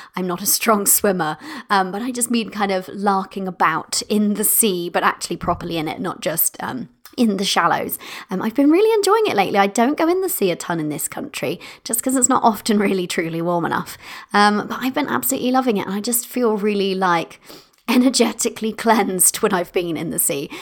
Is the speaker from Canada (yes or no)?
no; United Kingdom; I'm British